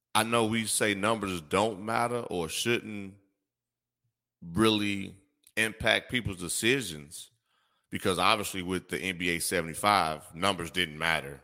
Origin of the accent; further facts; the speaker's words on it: Gary, Indiana, United States; also born or lived in Chicago; growing up in the Midwest